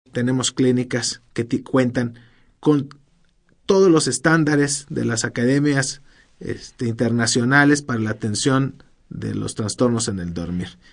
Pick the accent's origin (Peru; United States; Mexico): Mexico